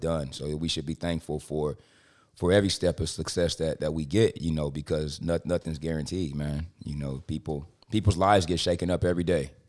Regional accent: Compton, California, United States; I'm from Compton

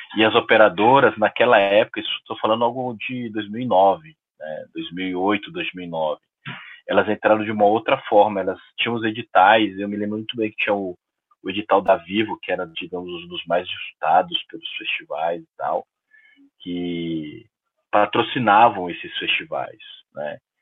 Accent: Belém, Pará, Brazil; eu sou de Belém

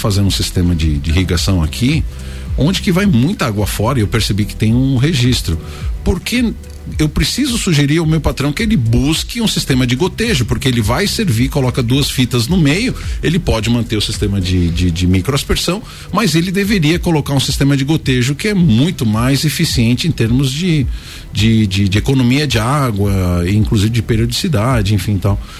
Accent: São Paulo, Brazil; eu sou paulistano

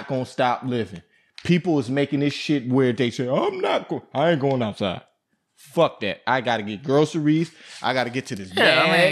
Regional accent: Buffalo, New York, United States; I come from Buffalo, New York, where we done seen everything in Buffalo, New York

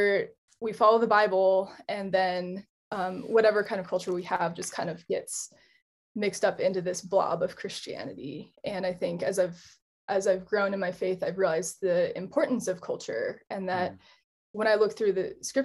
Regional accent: Colorado, United States; I'm also American. And I grew up in Colorado.

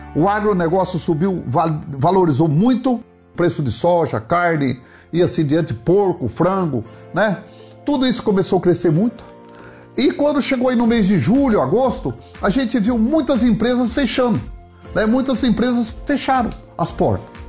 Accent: Paraná, Brazil; sou aqui do Paraná

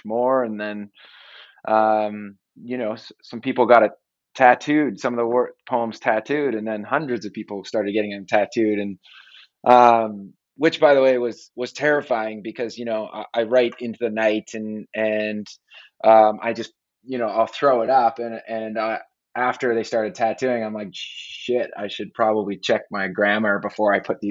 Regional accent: Canada; moved away as an adult; now in United States; I'm Canadian

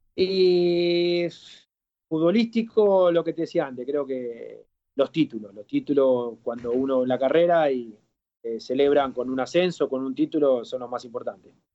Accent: Argentina; also born or lived in Spain; de aquí de Argentina

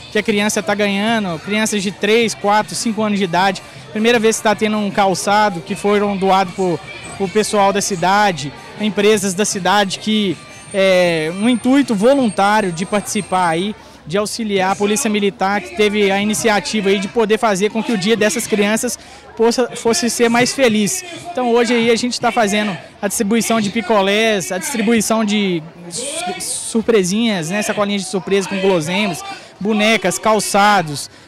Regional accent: São Paulo, Brazil; Estou com meus filhos e nós somos de São Paulo, sou novo na cidade aqui

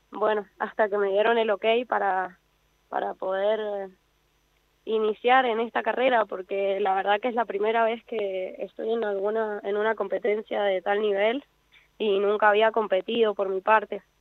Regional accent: San Juan, Argentina; Yo soy de San Juan

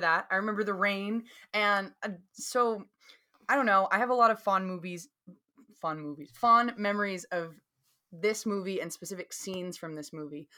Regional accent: the South, United States; accent: Southern; my Southern accent

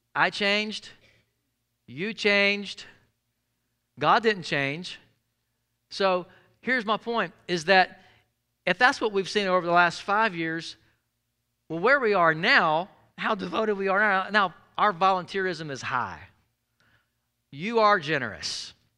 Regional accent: Jackson, Mississippi, United States; I grew up in South Jackson, Mississippi

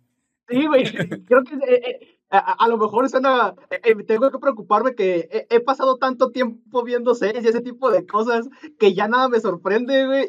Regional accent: Mexico; donde somos nosotros, el náhuatl y el purépecha son más comunes

